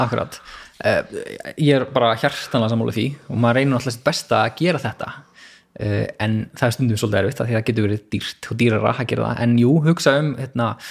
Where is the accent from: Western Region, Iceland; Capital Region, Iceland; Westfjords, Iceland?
Capital Region, Iceland; Hafnarfjörður; moved away as an adult; also born or lived in Reykjavík; now in Garðabær, Iceland; ég er uppalinn í Hafnarferði